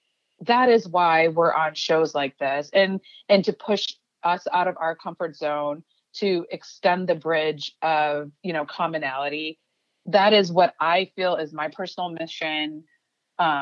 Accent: Chicago, Illinois, United States; first language Urdu; English is a second language; I was born and raised in Chicago

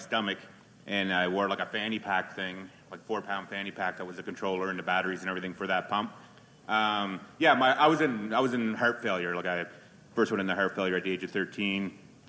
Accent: Nova Scotia, Canada; now in Calgary, Canada; I'm from Nova Scotia originally. I live out here in Calgary now.

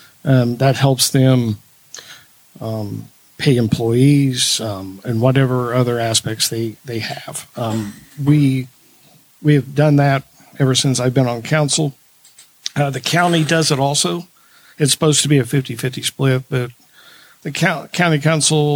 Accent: Anderson, Indiana, United States; I have lived in my ward for my whole life. I grew up on Rex Court, which is in Ward 5

